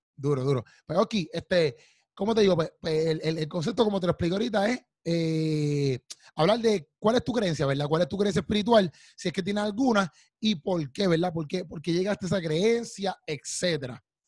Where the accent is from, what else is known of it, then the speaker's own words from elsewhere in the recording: Puerto Rico; yo soy puertorriqueño